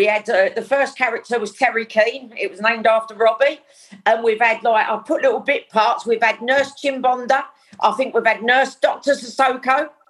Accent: Dagenham, London, United Kingdom; I grew up in Dagenham.

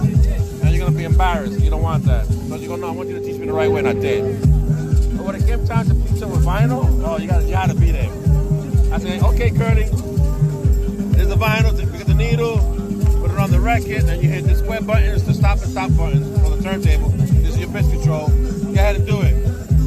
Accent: New York City, New York, United States; I'm from the Lower East Side myself

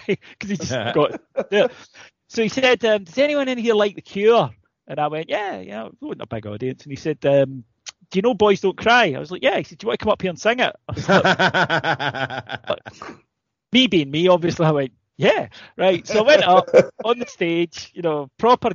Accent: Ayrshire, Scotland, United Kingdom; I'm from Ayrshire

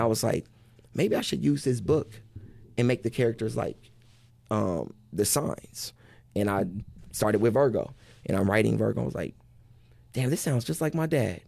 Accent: Wichita, Kansas, United States; I'm from Wichita

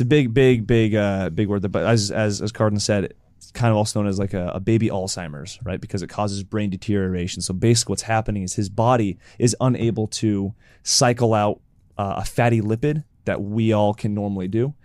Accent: Oregon, United States; also born or lived in Utah; now in California, United States; I grew up in Oregon

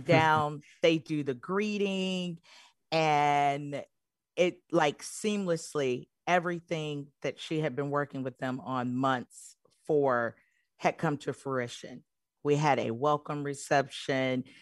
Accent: Michigan, United States; I'm originally from Michigan

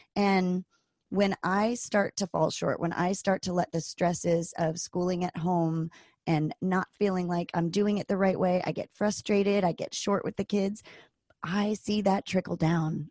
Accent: East Coast, United States; moved away as an adult; also born or lived in Virginia; now in Anchorage, United States; I grew up on the East Coast and I went to school in Virginia at Virginia Tech

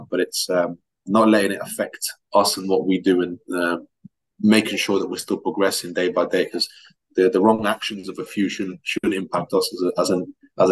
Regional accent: England, United Kingdom; also born or lived in Russia; I lived there for 7 years before coming down to England. It was a big change for me at the time, you know, a different language, a different school system

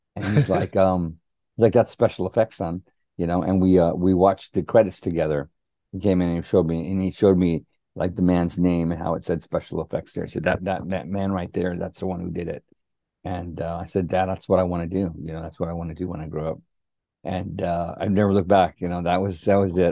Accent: Helotes, Texas, United States; growing up in Helotes, Texas

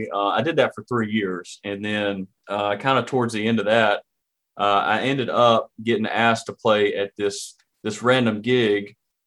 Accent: Hartwell, Georgia, United States; So I grew up in Hartwell, Georgia, and I grew up on a road called

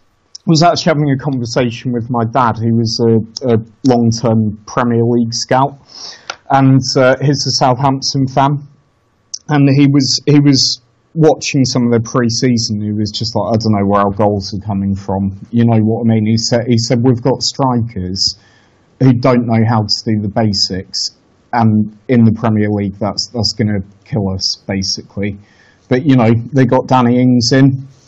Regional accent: France; born there; I was born in France. I still have a lot of French friends.

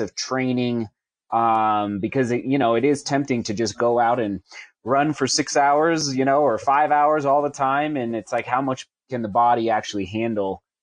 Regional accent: Buena Vista, Colorado, United States; I'm a B V kid, so I grew up in Buena Vista

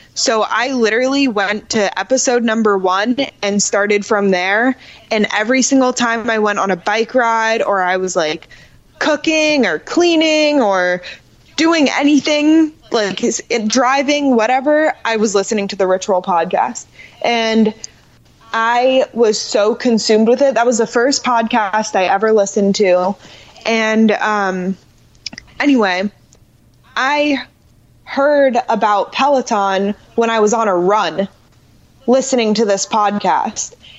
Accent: Orlando, Florida, United States; I grew up in Orlando and I grew up riding horses

